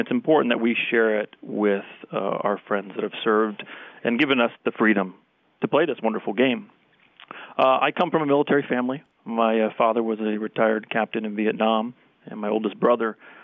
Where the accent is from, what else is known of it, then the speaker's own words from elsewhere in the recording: Princeton, New Jersey, United States; I grew up in the town of Princeton, born and raised